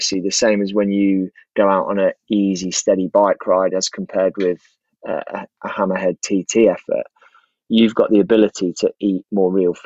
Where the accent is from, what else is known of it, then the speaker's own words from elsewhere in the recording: Leicester, East Midlands, United Kingdom; I grew up in Leicester